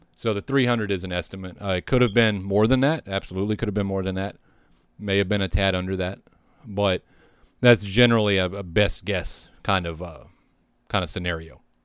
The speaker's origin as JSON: {"language": "English", "region": "the South", "country": "United States", "tie": "born or raised there", "also_born_or_lived": "Texas", "said": "having grown up in the South, I grew up hearing gospel songs"}